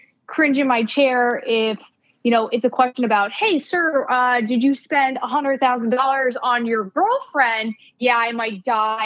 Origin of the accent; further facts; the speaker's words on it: Northeast, United States; I am a traditional Northeast person